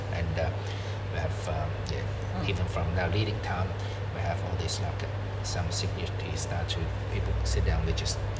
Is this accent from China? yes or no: yes; China; English is a second language; now in Australia; That's why my English like this.